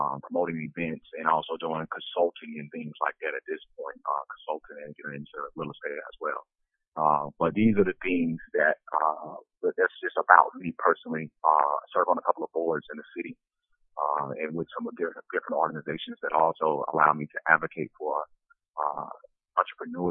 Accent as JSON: {"language": "English", "town": "Prichard", "region": "Alabama", "country": "United States", "said": "I'm originally from Pritchard, Alabama. That's a small community inside of Mobile County, just north of the city of Mobile."}